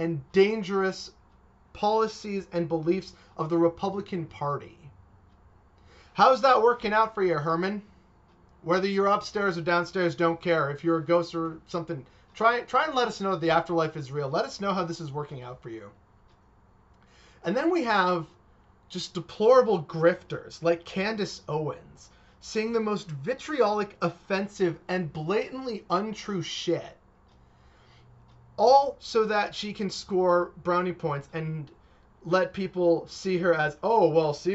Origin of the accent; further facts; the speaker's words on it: Canada; a Canadian. Latino, born and raised in Canada